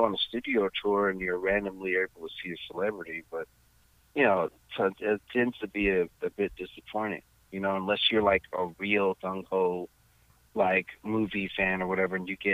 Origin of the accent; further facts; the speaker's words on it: Los Angeles, California, United States; I'm from Hollywood, California